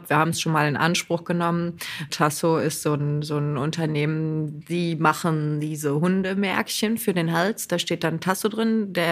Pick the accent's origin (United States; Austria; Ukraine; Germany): Germany; Lower Saxony; Bei uns in Niedersachsen sogar ganz krass.